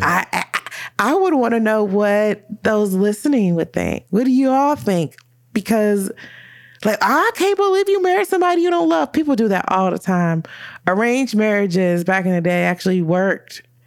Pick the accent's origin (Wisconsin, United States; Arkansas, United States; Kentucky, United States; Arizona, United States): Kentucky, United States; Louisville; we're both from Louisville